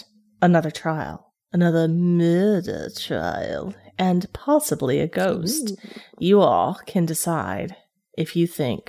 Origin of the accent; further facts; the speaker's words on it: Kingsport, Tennessee, United States; my hometown of Kingsport, Tennessee.